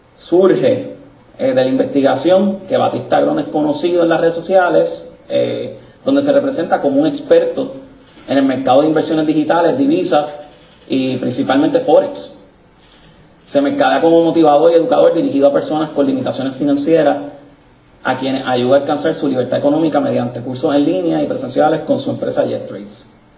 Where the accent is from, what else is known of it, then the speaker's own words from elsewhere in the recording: Puerto Rico; como puertorriqueño